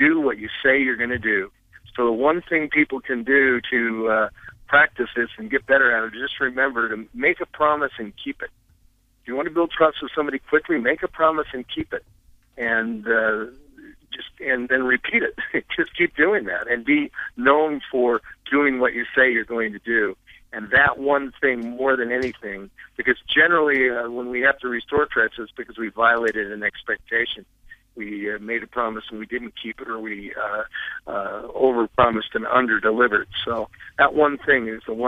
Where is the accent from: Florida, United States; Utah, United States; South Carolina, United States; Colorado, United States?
Colorado, United States; I live out here in the wild, wild west, as we were talking about before. I'm from Colorado